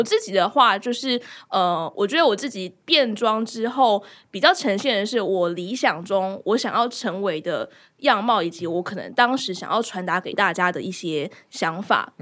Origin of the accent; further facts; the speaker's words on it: Kaohsiung, Taiwan; 我的家乡